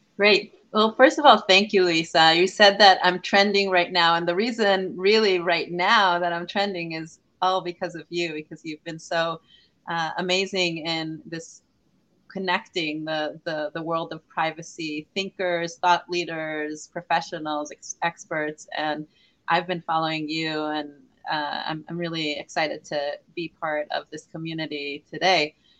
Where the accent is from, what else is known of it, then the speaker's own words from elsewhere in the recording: Israel; moved away as an adult; now in California, United States; I am Israeli. I was born in Israel